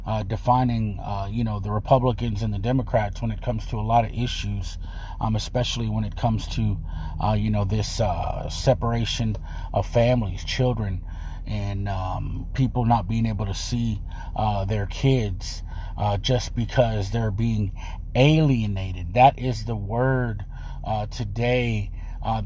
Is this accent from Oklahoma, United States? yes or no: no; Texas, United States; I'm from Texas